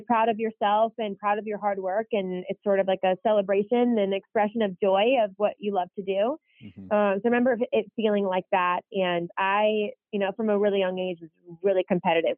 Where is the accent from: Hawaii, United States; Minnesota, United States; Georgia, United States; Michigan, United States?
Michigan, United States; DeWitt; moved away; growing up in DeWitt was overall really awesome